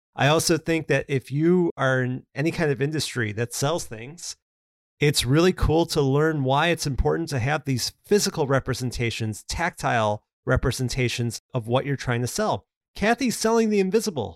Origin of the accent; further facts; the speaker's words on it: Chicago, Illinois, United States; Chicago, which is where I'm located, my hometown